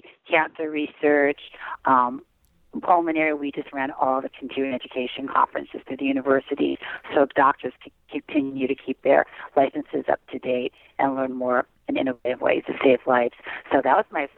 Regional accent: Arizona, United States; now in California, United States; I was born in California, but I mean, okay. I grew up and was raised in Arizona

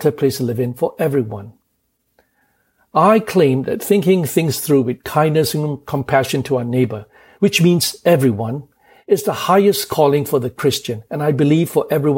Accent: Kuala Lumpur, Malaysia; moved away as an adult; also born or lived in England / United States; now in New York City, United States; I was born in Kuala Lumpur, Malaysia, and went to England to read law

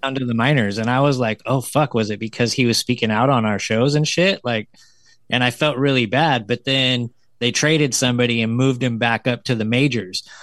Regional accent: the mountains near Sacramento, California, United States; moved away as an adult; now in Sacramento, United States; I went back to my hometown because I live in Sacramento, but I grew up in the mountains.

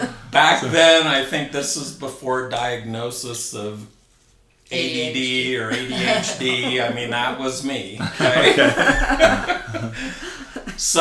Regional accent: La Habra, California, United States; I grew up in La Habra, California, also in Orange County, close to both Anaheim and Fullerton

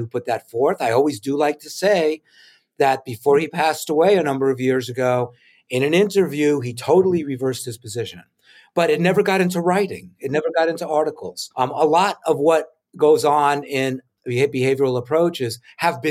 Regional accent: New York City, New York, United States; my school years growing up in New York City

